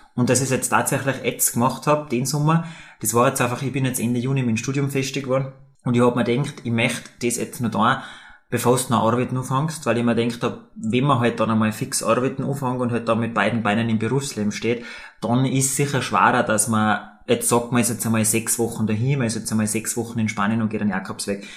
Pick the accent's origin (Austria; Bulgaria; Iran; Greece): Austria; Tyrol; als Tiroler